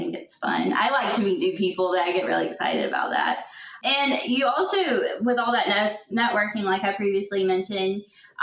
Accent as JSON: {"language": "English", "region": "South Carolina", "country": "United States", "tie": "born or raised there", "said": "my home state of South Carolina"}